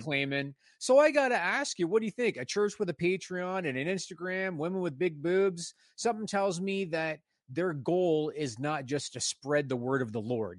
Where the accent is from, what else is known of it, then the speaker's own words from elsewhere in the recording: Canada; also born or lived in Ontario, Canada; I'm Canadian